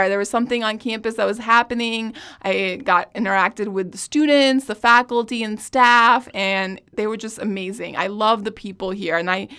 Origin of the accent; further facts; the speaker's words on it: New Delhi, Delhi, India; now in United States; I was born and raised in New Delhi, India, and pretty much went to school in Edwardsville, have family in St. Louis